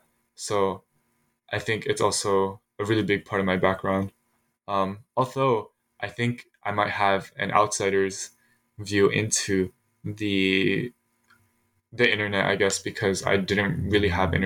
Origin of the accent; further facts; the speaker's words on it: Philadelphia, Pennsylvania, United States; I was born in Philadelphia, and I lived in the area for quite a long time, enough to be socialized into that, my adolescence around the city.